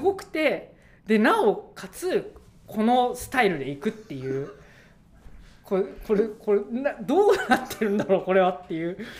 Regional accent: Yokohama, Kanagawa, Japan; 僕もともと横浜のあの海岸沿い出身なので

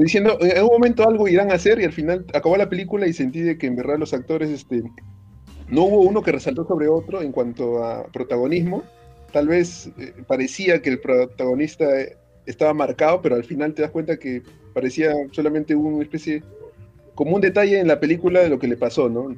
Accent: Lima, Peru; yo que soy de Lima

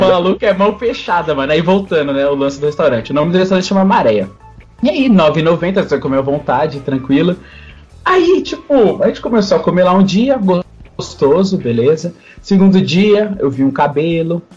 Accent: São Paulo, Brazil; also born or lived in Bahia; eu nasci na Bahia, só que eu tô desde pequeno aqui em São Paulo

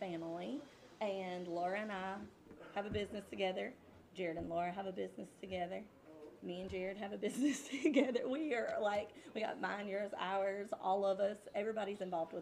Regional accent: Wiggins, Mississippi, United States; also born or lived in South Carolina; I'm from Wiggins

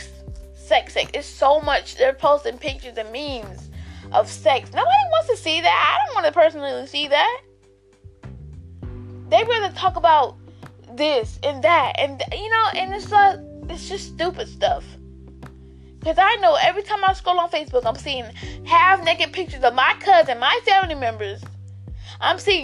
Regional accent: Albany, Georgia, United States; I'm from Albany, Georgia.

